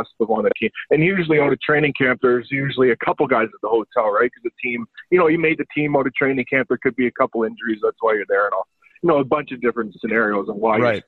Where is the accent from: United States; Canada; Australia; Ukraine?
Canada; just outside of Toronto, Ontario; I grew up just outside of Toronto